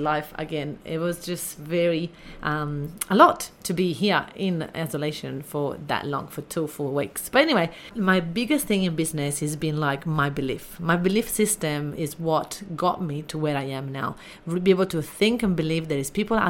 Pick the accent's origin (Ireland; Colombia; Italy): Italy; I grew up in Italy and I had really a little tough upbringing